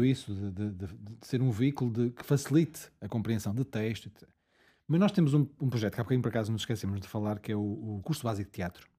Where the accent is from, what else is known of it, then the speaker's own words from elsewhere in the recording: Angola; moved away; eu nasci em Angola e nunca mais lá voltei